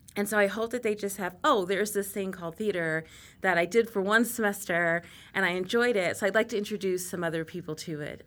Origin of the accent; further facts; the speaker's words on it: Texas, United States; moved away; I grew up in Texas